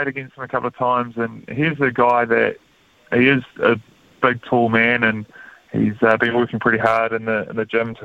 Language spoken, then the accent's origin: English; Manawatū-Whanganui, New Zealand; growing up in the Manawatū